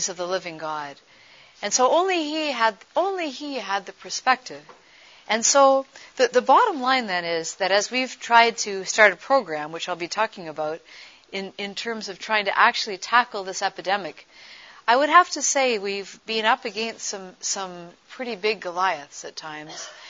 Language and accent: English; Toronto, Ontario, Canada; at the age of 12, growing up in Toronto, Canada